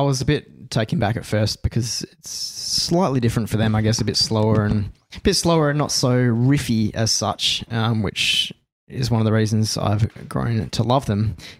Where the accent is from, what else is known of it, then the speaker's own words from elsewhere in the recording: Australia; being an Aussie